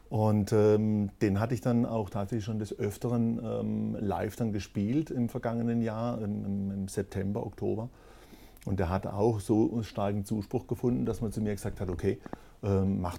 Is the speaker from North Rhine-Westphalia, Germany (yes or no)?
no; Kehl, Baden-Württemberg, Germany; Also ich war, ähm, ich bin ja ge nicht gebürtig von Kehl, aber ich bin in Kehl aufgewachsen.